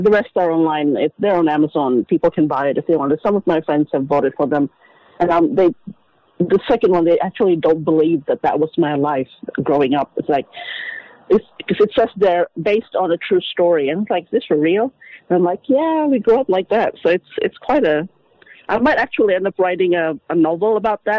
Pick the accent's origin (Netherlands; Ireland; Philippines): Philippines; moved away; Growing up in the Philippines, we were quite poor.